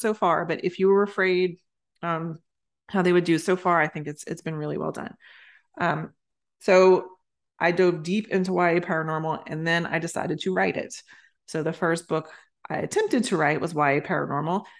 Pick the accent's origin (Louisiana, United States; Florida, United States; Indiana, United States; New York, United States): Louisiana, United States; I was growing up in Louisiana